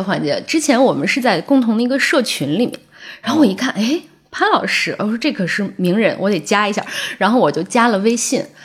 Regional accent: Inner Mongolia, China; now in Beijing, China; 我们老家就是内蒙

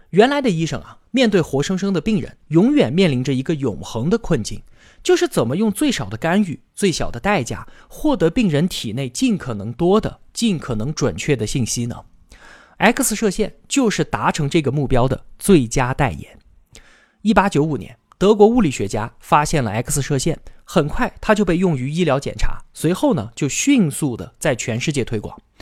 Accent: China; 我们中国呢

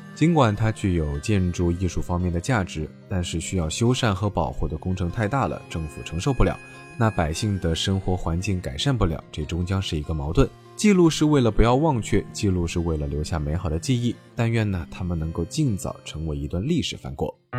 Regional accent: southern China, China; 那作为南方人的

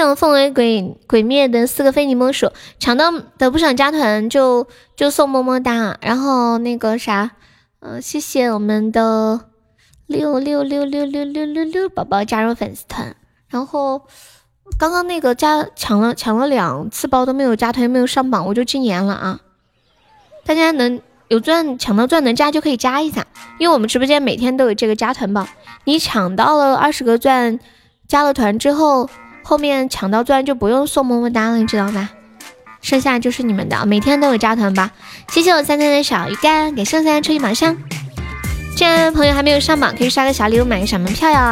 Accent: Sichuan, China; 我是四川的

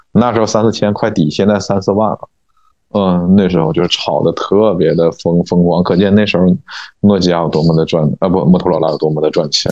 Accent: Northeast China, China; accent: Northeastern dialect; moved away as an adult; now in Beijing, China; 那小灵通用咱们东北话讲叫叫什么

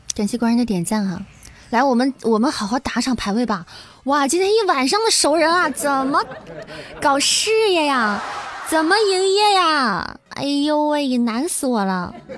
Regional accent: Xi'an, Shaanxi, China; first language Mandarin; 我是一个土生土长的西安人

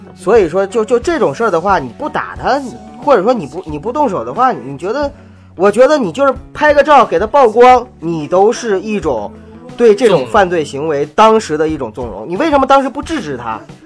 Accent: Northeast China, China; now in Beijing, China; 我东北人嘛

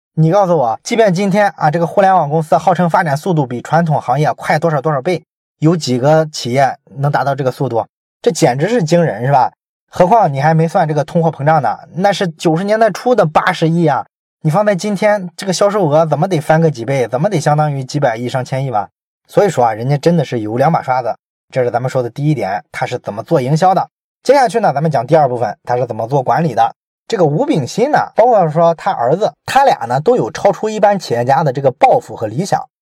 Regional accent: Shandong, China; 我作为一个山东人

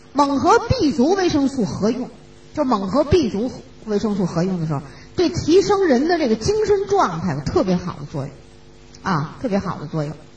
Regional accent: China; 我们中国人

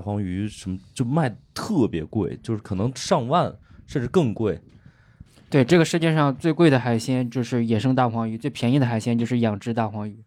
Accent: Xingtai, Hebei, China; 我作为一个河北人，我觉得河北是特别，因为河北也分城市嘛， 有些城市确实还靠海，对。但是邢台是一个很内陆， 呃，就相对比较内陆的，嗯。就交通也不方便，而且我们北方也没什么水系，对。就是水系也不是那么的发达，所以小时候这种水产吃得很少

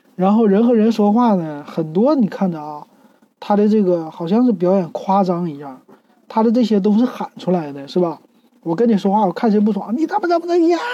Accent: Shenyang, Liaoning, China; 就在我们沈阳边儿上

